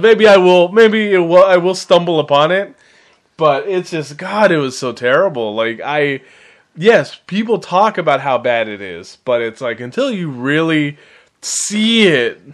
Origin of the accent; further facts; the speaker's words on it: San Francisco Bay Area, California, United States; I was born in San Francisco